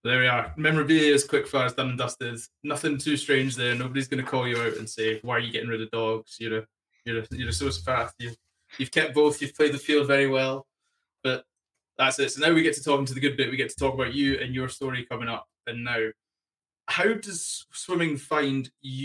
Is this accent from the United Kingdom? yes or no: yes; Solihull, West Midlands, United Kingdom; I'm Solly Hull, so I'm familiar with that neck of the woods.